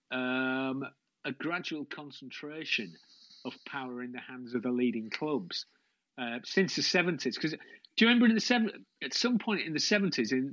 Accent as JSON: {"language": "English", "town": "Hull", "region": "Yorkshire and the Humber", "country": "United Kingdom", "said": "I'm from Hull"}